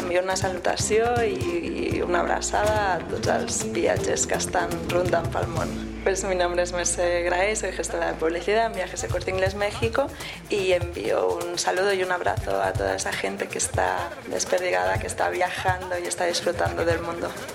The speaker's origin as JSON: {"language": "Spanish", "region": "Catalonia", "country": "Spain", "said": "tenemos un idioma que es el catalán"}